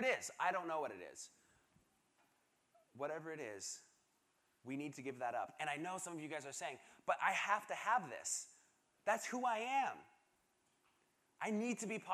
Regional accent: Seattle, Washington, United States; moved away; I am originally from Seattle, Washington

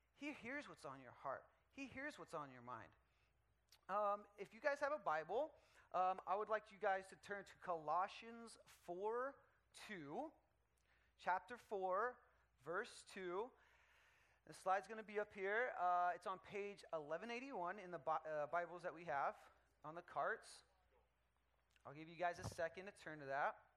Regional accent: Dallas, Texas, United States; now in California, United States; I'm from Dallas, Texas

